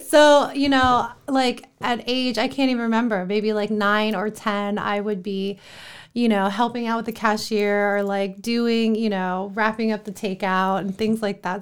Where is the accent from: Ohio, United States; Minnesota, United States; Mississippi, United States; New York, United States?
Ohio, United States; Columbus; moved away; Columbus, Ohio, born and raised.